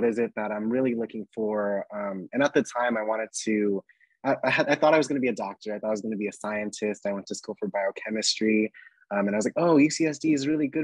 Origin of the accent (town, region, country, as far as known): Valencia, California, United States; born or raised there; moved away as an adult; also born or lived in San Diego, California